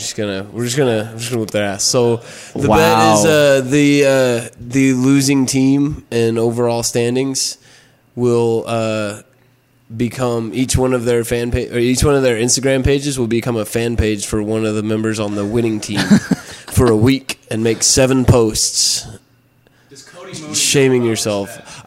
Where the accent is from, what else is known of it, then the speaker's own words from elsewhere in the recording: Texas, United States; my tell I'm from Texas.